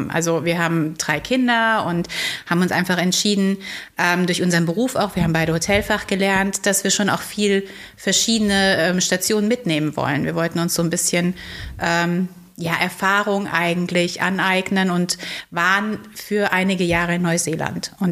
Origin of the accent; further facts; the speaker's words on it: Heidelberg, Baden-Württemberg, Germany; Also ich bin in Heidelberg oder in der Nähe von Heidelberg zur Schule gegangen.